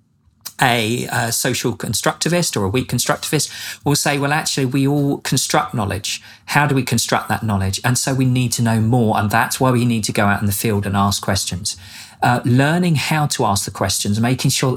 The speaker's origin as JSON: {"language": "English", "region": "England", "country": "United Kingdom", "moved": "as an adult", "lives_now": "Norman, United States", "said": "I'm English"}